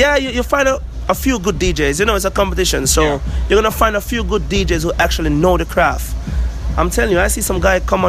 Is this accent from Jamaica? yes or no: yes; Kingston, Jamaica; now in Montego Bay, Jamaica; When I was growing up in Kingston